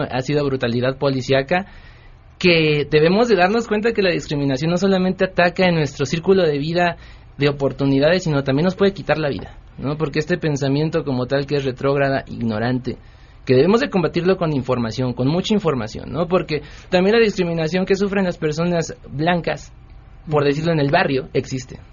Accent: Tlalnepantla, State of Mexico, Mexico; Yo nací en Tlanepantla, Estado de México, y como tal pues no, estaba pegado a la ciudad

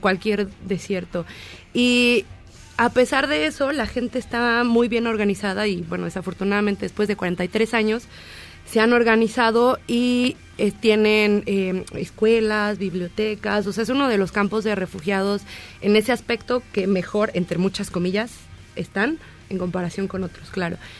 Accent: Mexico; nosotros como mexicanos éramos como muy abiertos

